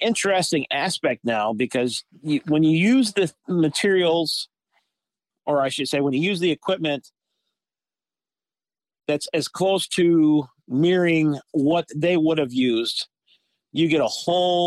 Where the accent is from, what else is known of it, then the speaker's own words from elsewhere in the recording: Meadville, Pennsylvania, United States; also born or lived in Philadelphia, Pennsylvania; now in Chautauqua County, New York, United States; we ended back up in the Meadville area